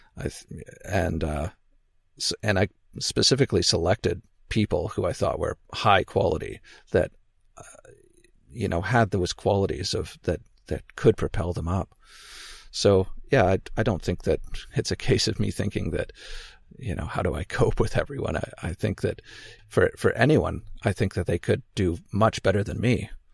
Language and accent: English; Canada; also born or lived in Victoria, British Columbia; I'm Canadian. I live on the West Coast on an island. May have heard of Vancouver Island, Victoria, B C.